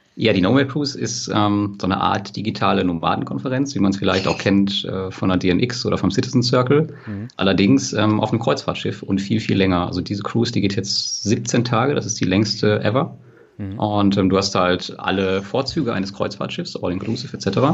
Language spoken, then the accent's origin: German; western Germany, Germany; wir kommen ja aus Westdeutschland